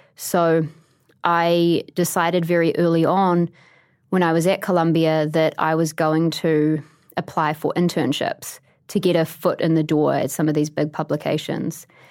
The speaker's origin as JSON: {"language": "English", "town": "Christchurch", "region": "Canterbury", "country": "New Zealand", "tie": "born or raised there", "also_born_or_lived": "Canada", "moved": "as an adult", "lives_now": "New York, United States", "said": "my hometown"}